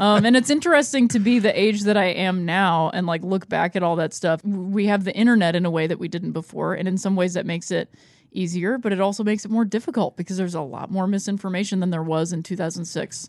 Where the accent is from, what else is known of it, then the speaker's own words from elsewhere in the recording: Akron, Ohio, United States; moved away; also born or lived in Chicago; I grew up in Akron, Ohio